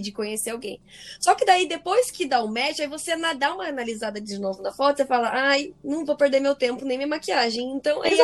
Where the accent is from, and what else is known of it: Brazil; now in United States